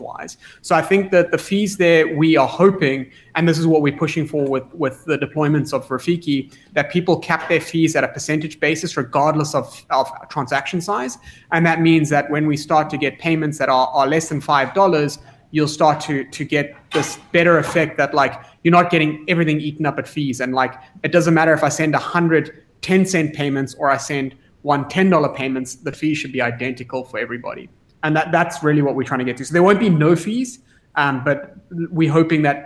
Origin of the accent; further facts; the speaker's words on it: South Africa; me as a South African